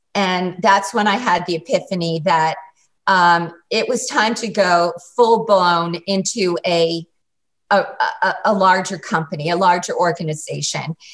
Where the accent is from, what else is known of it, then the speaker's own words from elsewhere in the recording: Massachusetts, United States; now in New York City, United States; I grew up in Massachusetts